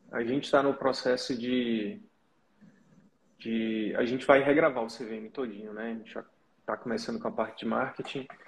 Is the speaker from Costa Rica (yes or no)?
no; Rio de Janeiro, Brazil; Eu sou do Rio de Janeiro. Rio Capital? Isso.